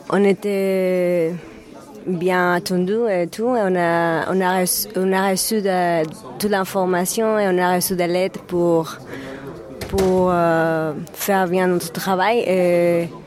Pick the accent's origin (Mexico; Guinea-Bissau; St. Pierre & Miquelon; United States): Mexico; French is a second language; now in Poitiers, France; je viens, viens de Mexique.